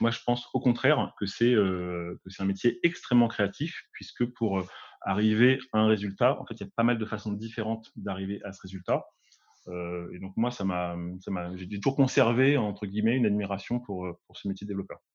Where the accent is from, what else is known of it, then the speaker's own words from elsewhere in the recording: Paris region, Île-de-France, France; Je suis originaire de la région parisienne, donc euh, de la banlieue parisienne même